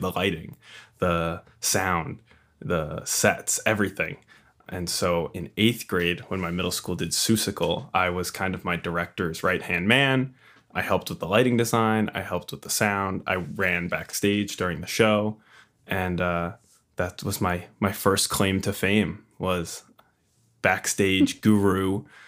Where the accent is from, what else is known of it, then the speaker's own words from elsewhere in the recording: Long Island, New York, United States; also born or lived in Queens, New York; I hail from Long Island, New York, Strong Island. Um, I was born and raised here, currently living here.